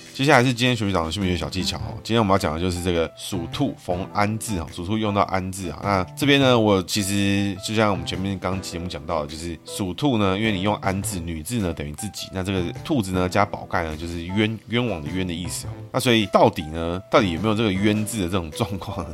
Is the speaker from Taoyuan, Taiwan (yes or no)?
no; Taipei, Taiwan; 从小我在台北长大